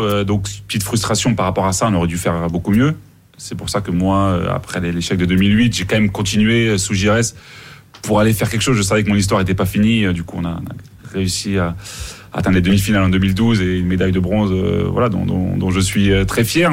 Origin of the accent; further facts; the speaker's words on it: Mali; à Bamako, chez nous au Mali